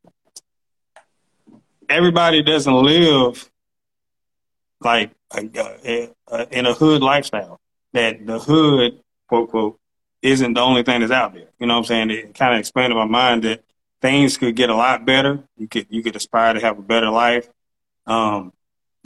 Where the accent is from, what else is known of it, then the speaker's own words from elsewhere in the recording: Charlotte, North Carolina, United States; also born or lived in Spartanburg, South Carolina; I was born in Spartanburg, South Carolina, but I've been here for 33 years of my 34 years on Earth